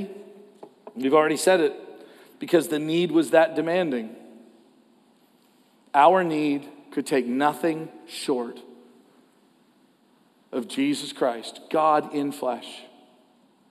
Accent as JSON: {"language": "English", "country": "Canada", "said": "as a Canadian"}